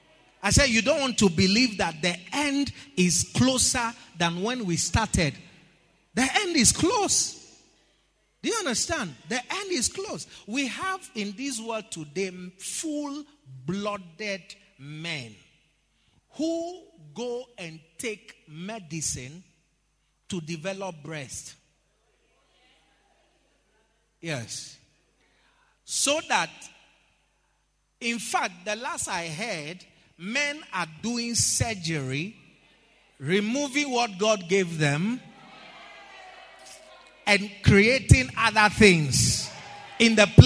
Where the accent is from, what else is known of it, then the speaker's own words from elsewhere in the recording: Ghana; I said, I'm a Ghanaian, but I identify as a lawyer.